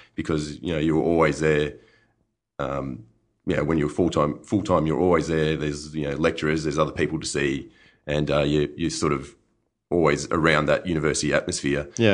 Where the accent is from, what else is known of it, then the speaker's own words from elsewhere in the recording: Griffith, New South Wales, Australia; moved away as an adult; also born or lived in Hunter Valley, New South Wales; now in Yarra Valley, Australia; I was from Griffith